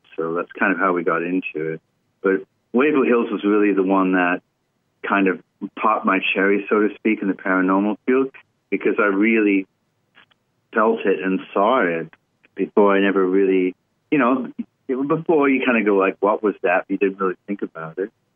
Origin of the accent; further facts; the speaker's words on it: United Kingdom; moved away; also born or lived in Los Angeles; I'm British, and I lived